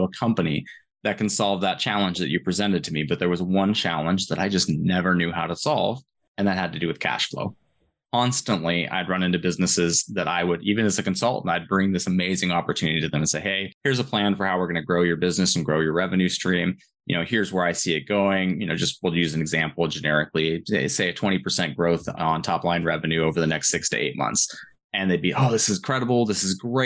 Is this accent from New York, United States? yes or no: no; Newberg, Oregon, United States; I grew up in Newburgh, Oregon